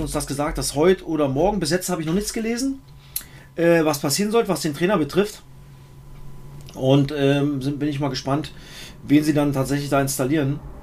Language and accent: German; East Germany, Germany; als Ossi